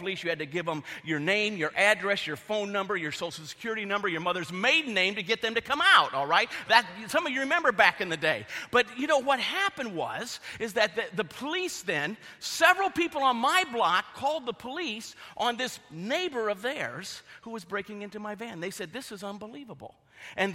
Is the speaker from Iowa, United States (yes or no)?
yes; Iowa, United States; moved away as an adult; also born or lived in Lawndale, Chicago; now in Chicago, United States; I grew up in Iowa, and I flew home to Iowa for Christmas